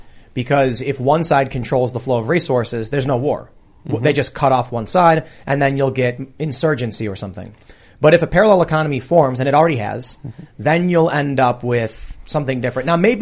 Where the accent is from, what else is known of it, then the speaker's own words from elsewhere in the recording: Chicago, Illinois, United States; All right. Well, I'm from Chicago.